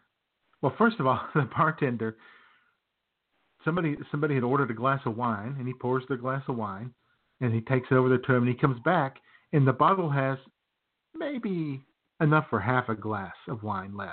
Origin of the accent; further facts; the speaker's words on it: Arkansas, United States; I'm from Arkansas.